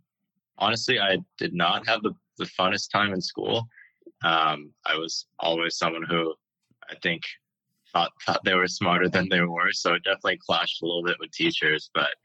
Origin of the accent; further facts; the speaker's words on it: Beijing, China; also born or lived in California / Hong Kong; now in United States; I was born here in California, but spent most of my childhood in Beijing and Hong Kong.